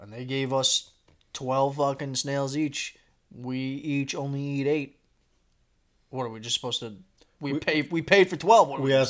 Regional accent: United States; We're just coming off as American pricks.

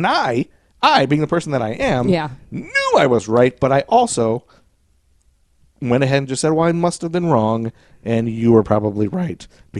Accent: Toledo, Ohio, United States; growing up in Toledo, Ohio.

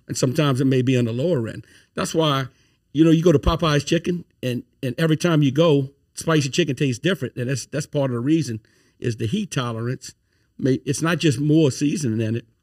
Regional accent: Thibodaux, Louisiana, United States; moved away as an adult; now in Baton Rouge, United States; I'm from Thibodeau, Louisiana. Been in Baton Rouge since, uh, two thousand eight

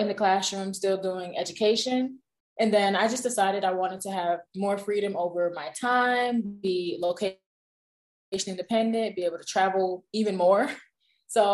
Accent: Hamden, Connecticut, United States; moved away as an adult; also born or lived in Tuskegee, Alabama / Italy / Senegal / South Korea; I'm originally from Hamden, Connecticut

